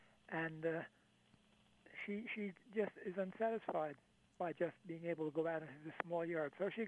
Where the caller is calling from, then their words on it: Barboursville, West Virginia, United States; Barboursville, West Virginia.